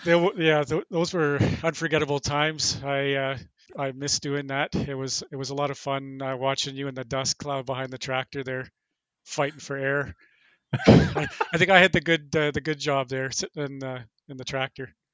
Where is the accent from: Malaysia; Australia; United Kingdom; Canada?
Canada; Thunder Bay, Ontario; I'm originally from Thunder Bay.